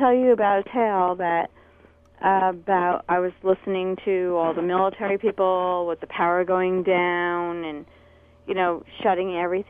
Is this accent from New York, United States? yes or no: yes; New York, United States; I'm from New York